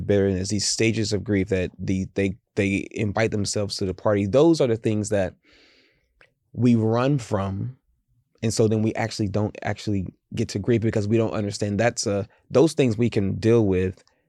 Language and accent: English; the South, United States; I grew up in the South